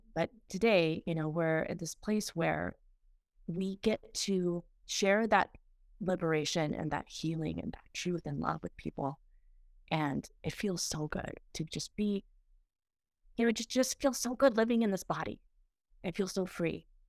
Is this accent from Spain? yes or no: no; Peru; moved away; I went back to, um, my home country of Peru, and it was my first time in twenty-seven years